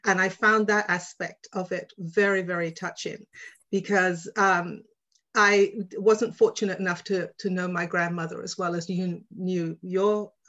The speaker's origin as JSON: {"language": "English", "region": "London", "country": "United Kingdom", "tie": "born or raised there", "lives_now": "Vancouver, Canada", "said": "I grew up in Shepherd's Bush. My parents are from the Caribbean, Dominica, but I grew up in Shepherd's Bush around Trinidadians."}